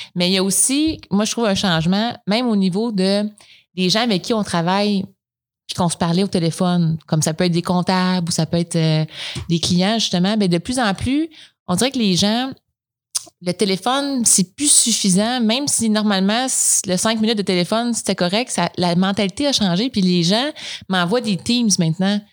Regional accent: Coaticook, Quebec, Canada; Je viens de, je suis originaire de Quaticook.

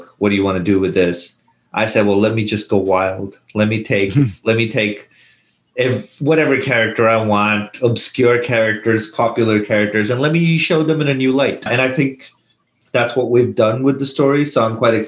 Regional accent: India; when I was a kid growing up in India

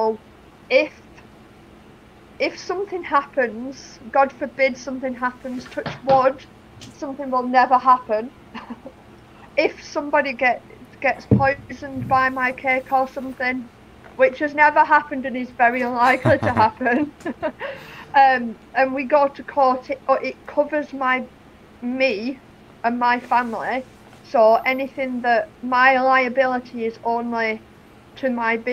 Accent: England, United Kingdom; moved away as an adult; also born or lived in Germany; now in Lansing, United States; I'm clearly from England

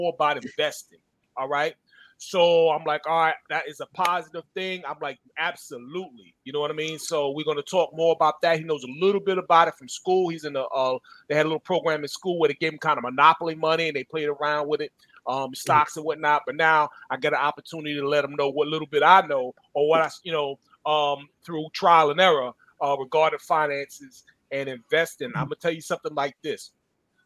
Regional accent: Freeport, New York, United States; my hometown of Freeport on the Nautical Mile

